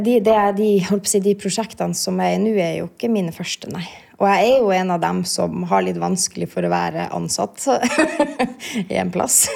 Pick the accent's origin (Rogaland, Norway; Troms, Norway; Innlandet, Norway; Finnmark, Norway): Finnmark, Norway; Kautokeino; now in Oslo, Norway; Jeg er jo fra Kautokeino